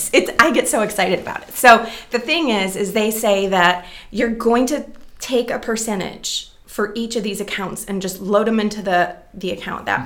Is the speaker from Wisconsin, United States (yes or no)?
yes; Green Bay, Wisconsin, United States; moved away as an adult; also born or lived in Minneapolis, Minnesota / Milwaukee, Wisconsin; now in Seattle, United States; I'm from the Green Bay area in Wisconsin